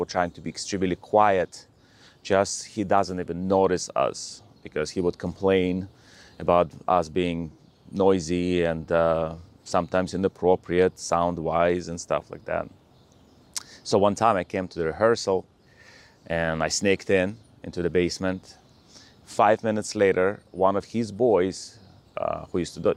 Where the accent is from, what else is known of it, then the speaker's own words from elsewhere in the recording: Russia; moved away; I was born in Russia